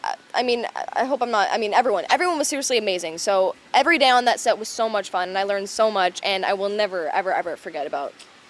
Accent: Florida, United States; We're both from Florida, too, so we both know these levels of hotness very well.

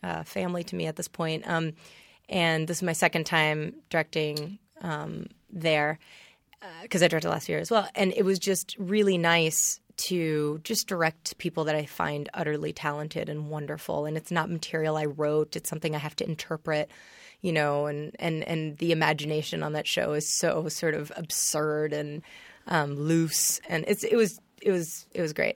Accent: New York City, New York, United States; also born or lived in Vero Beach, Florida; I grew up in New York City. um, Upper East Side.

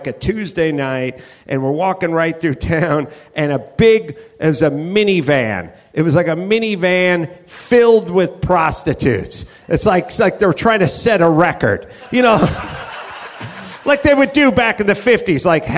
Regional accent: California, United States; I'm from California

